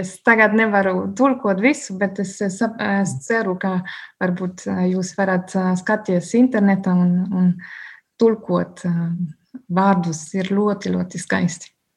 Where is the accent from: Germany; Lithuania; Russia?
Germany; Bavaria; Latvian is a second language; now in Liepāja, Latvia; es esmu no Bavārijas, un Bavārija ir ļoti tradicionāla reģiona